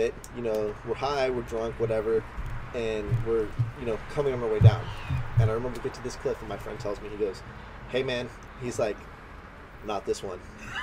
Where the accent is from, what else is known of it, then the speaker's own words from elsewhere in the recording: Calistoga, California, United States; I grew up over in Calistoga.